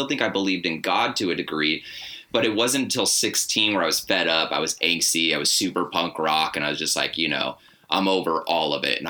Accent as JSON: {"language": "English", "region": "Arizona", "country": "United States", "tie": "born or raised there", "also_born_or_lived": "Anaheim", "lives_now": "Portland, United States", "said": "I grew up, so first couple years on the road, and then Anaheim, and then Arizona, and then Portland for the past six."}